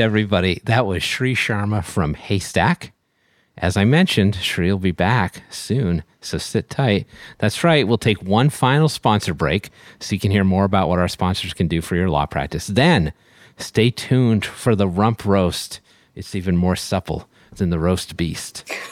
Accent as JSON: {"language": "English", "town": "Boston", "region": "Massachusetts", "country": "United States", "said": "I'm from Boston"}